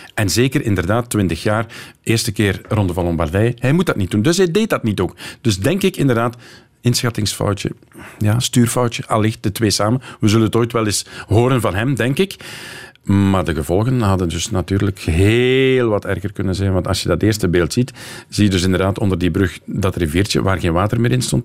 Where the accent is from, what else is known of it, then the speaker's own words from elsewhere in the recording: Kortrijk, Flanders, Belgium; als Kortrijkzaan